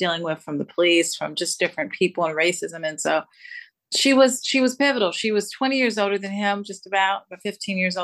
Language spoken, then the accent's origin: English; Louisville, Kentucky, United States; now in Las Vegas, United States; I live in Las Vegas now, but I was born and raised in Louisville, Kentucky